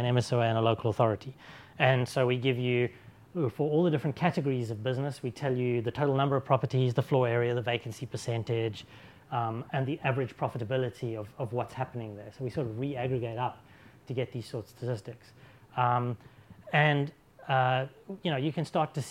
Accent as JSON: {"language": "English", "town": "Oxford", "region": "South East England", "country": "United Kingdom", "tie": "born or raised there", "said": "my hometown of Oxford"}